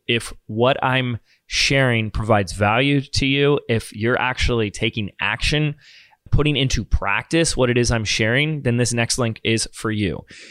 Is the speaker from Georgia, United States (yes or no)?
no; Laguna Beach, California, United States; also born or lived in Sedona; here in my hometown of Laguna Beach